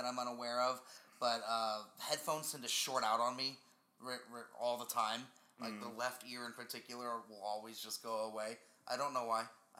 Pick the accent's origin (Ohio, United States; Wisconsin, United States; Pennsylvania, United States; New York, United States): New York, United States; as a New Yorker, I think that headphones are they're basically like toilet paper.